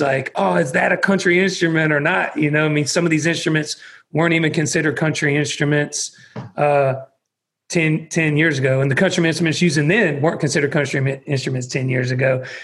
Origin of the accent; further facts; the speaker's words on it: about an hour outside of Atlanta, Georgia, United States; also born or lived in Texas; the town that I grew up in was about an hour outside of Atlanta